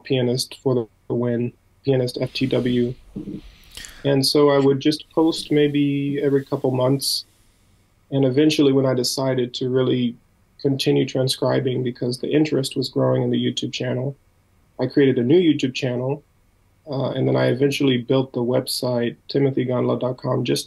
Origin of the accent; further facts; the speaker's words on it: United States; also born or lived in Minnesota; being an American